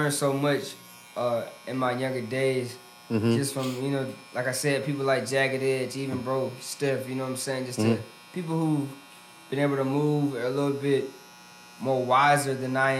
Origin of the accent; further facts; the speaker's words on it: Huntsville, Alabama, United States; now in Atlanta, United States; I'm from Huntsville, Alabama